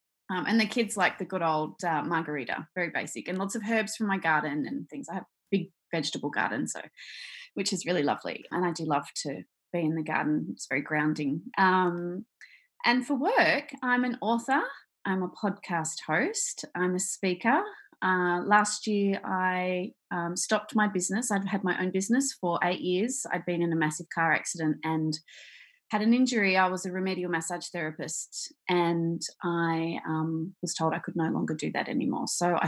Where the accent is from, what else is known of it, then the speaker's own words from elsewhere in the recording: Australia; So I am Australian. I live in Victoria, as we just talked about, on the beach